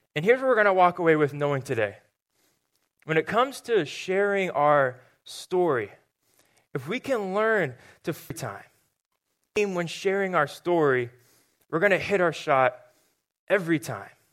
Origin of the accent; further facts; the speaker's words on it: Murrieta, California, United States; moved away; I grew up in a town called Marietta, which is just about an hour north of San Diego